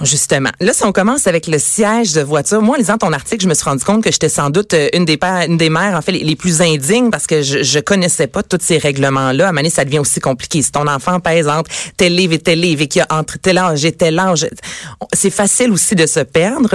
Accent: Quebec, Canada; chez nous, au Québec

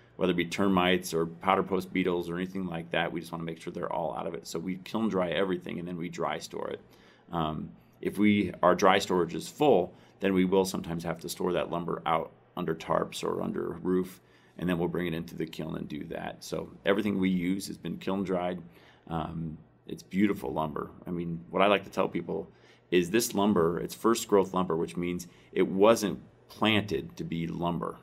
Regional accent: Iowa, United States; moved away; my hometown in Iowa

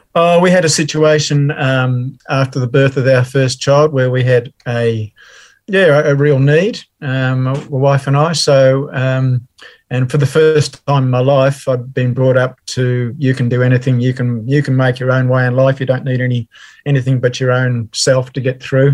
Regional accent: Melbourne, Victoria, Australia; also born or lived in England; born and raised in Melbourne. Mm-hmm. Um, so I've always been a Melbourne person

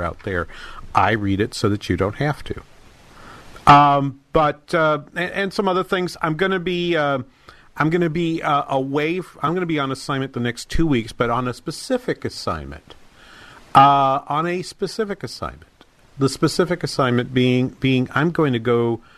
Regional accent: Manchester, New Hampshire, United States; Manchester in New Hampshire, the major city in my hometown

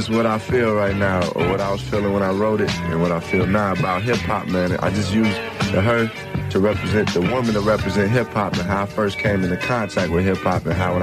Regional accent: Chicago, Illinois, United States; growing up in Chicago

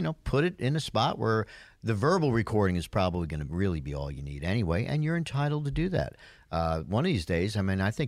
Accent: Yonkers, New York, United States; From Yonkers, New York, my hometown.

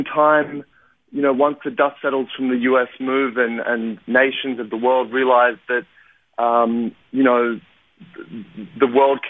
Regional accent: Sydney, New South Wales, Australia; also born or lived in Kyiv, Ukraine / London, United Kingdom / Israel; So I was born in Kiev in the Soviet Union, but I lived in Sydney for most of my childhood and adult life, aside from 5 years spent in London

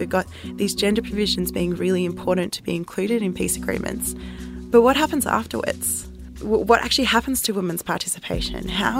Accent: South Africa; born there; So I was born in South Africa and my mum was a journalist in South Africa during the apartheid era.

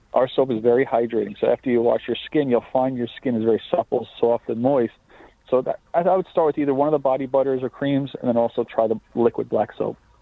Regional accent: Lake Grove, New York, United States; I grew up in Lake Grove

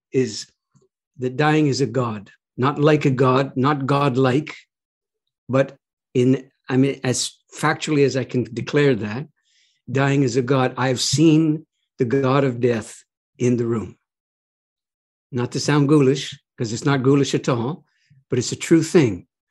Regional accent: Canada; I'm a Canadian

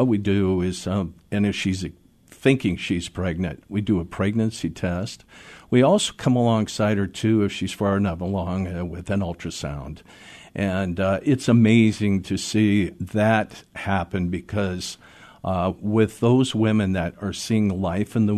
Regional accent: Seattle, Washington, United States; I was born and raised in Seattle, and mm-hmm. I grew up here in this city

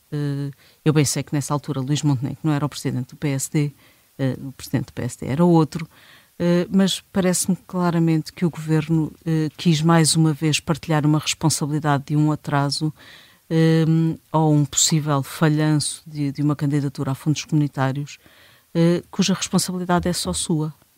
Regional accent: Portugal; como bons portugueses que somos

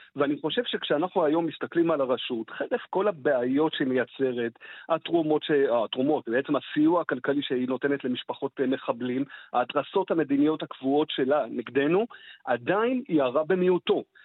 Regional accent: Israel

